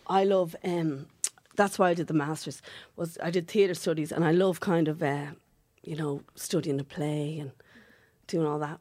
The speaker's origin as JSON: {"language": "English", "town": "Dublin", "region": "Leinster", "country": "Ireland", "accent": "Dublin working class"}